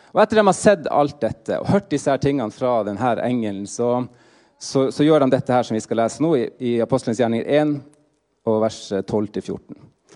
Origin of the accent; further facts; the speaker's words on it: Finnmark, Norway; moved away as an adult; now in Trondheim, Norway; jeg er finnmarking i utgangspunktet